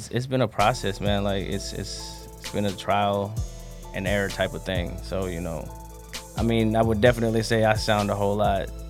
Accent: Sanford, North Carolina, United States; also born or lived in California; Actually, I'm from Sanford, um, but I was born in California.

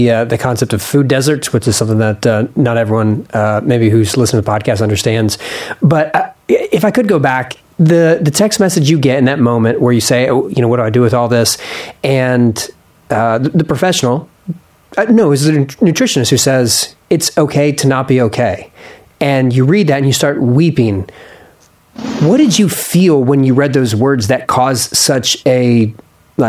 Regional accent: Philadelphia, Pennsylvania, United States; I was born in Philly

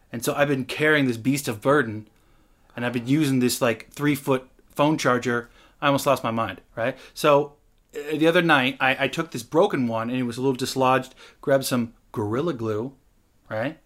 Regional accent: Washington, United States; moved away; also born or lived in Los Angeles; I'm from Washington.

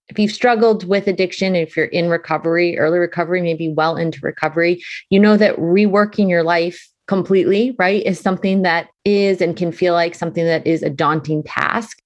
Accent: Boston, Massachusetts, United States; now in Connecticut, United States; That's my hometown. Love Boston

